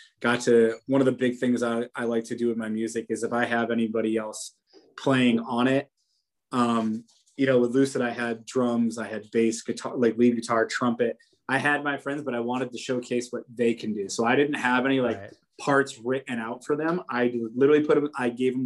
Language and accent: English; Poughkeepsie, New York, United States; now in Syracuse, United States; My wife and I, we like drive to hometown in Poughkeepsie down by the city